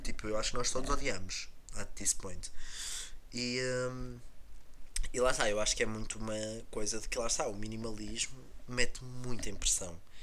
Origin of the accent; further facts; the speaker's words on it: Portugal; now in Porto, Portugal; aqui na minha cidade natal, na cidade em que eu vivi grande parte do meu tempo, que é mais longe do Porto